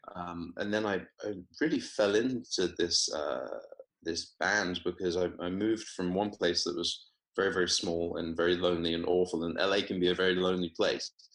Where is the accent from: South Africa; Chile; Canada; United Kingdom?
United Kingdom; Weymouth, South West England; moved away as an adult; also born or lived in Oxford / London / Palo Alto, California; now in Los Angeles, United States; I, I grew up in Weymouth in Dorset